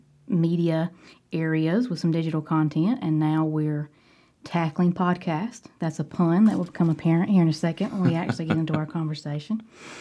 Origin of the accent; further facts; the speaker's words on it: Cordova, Alabama, United States; Drew and I should say that we are both from Cordova.